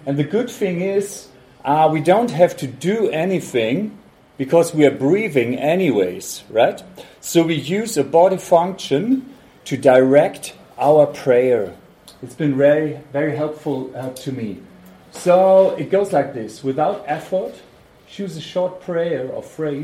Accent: Hamburg, Germany; I'm from Hamburg, Germany.

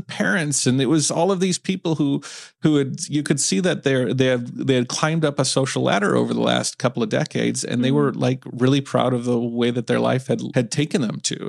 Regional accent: outside of Detroit, Michigan, United States; moved away as an adult; also born or lived in Ningbo, China; I'm in Southeast Michigan right now. So I grew up outside of Detroit

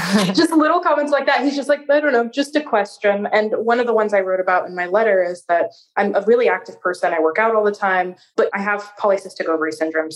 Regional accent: Seattle, Washington, United States; accent: American; moved away as an adult; now in Porto, Portugal; I'm actually from Seattle

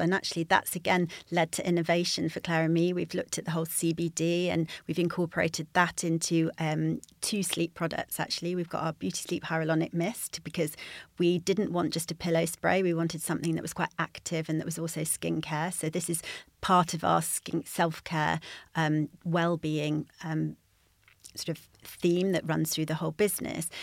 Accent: United Kingdom; moved away; also born or lived in Yorkshire; I grew up near the Peak District

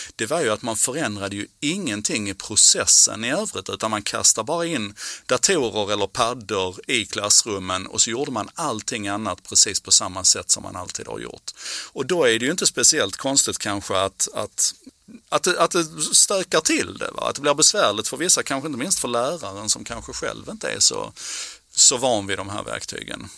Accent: Malmö, Skåne, Sweden; på sjuttiotalet när jag växte upp i Malmö

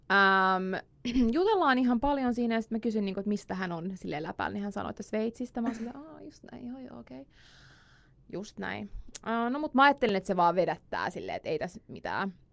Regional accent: Finland; ajattelin, että no mä kohta heitän niin kuin tänne, että mä oon Suomesta ja hahaa, me tunnetaan ja tälleen.

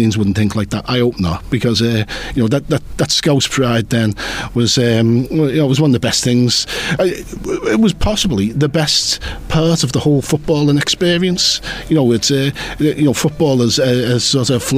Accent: Liverpool, North West England, United Kingdom; I've never felt prouder being a Scouser.

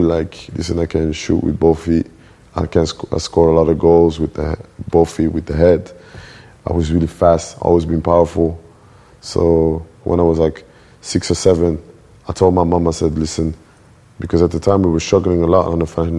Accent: Antwerp, Flanders, Belgium; moved away; also born or lived in Brussels / Molenbeek; I was born in Belgium, born in Antwerp

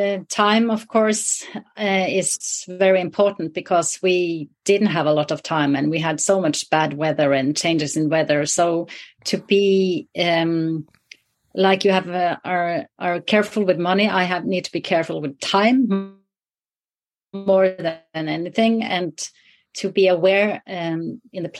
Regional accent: the very north of Norway, Northern Norway, Norway; I grew up in the very north of Norway, in the wilderness there

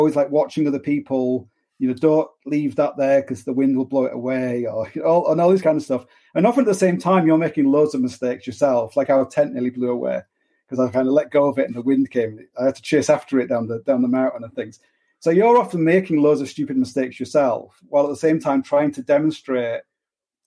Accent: Hull, Yorkshire and the Humber, United Kingdom; I'm from Hull

